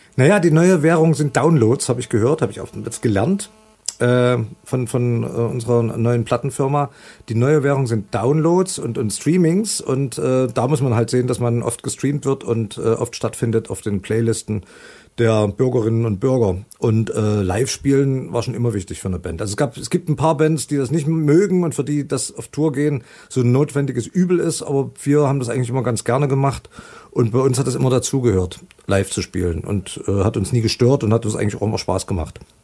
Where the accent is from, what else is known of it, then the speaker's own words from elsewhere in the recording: Leipzig, Saxony, Germany; also born or lived in London; meine eigentliche Heimatstadt Leipzig